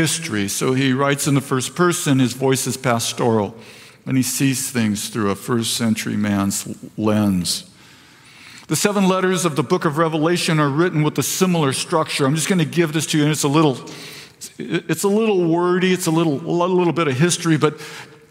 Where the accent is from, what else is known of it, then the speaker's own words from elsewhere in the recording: Vista, California, United States; I was raised in Vista